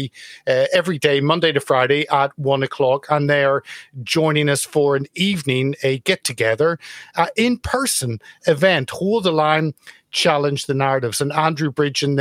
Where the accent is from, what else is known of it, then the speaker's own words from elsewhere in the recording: Ireland; growing up in Ireland in the 80s, end of the 70s, all the 80s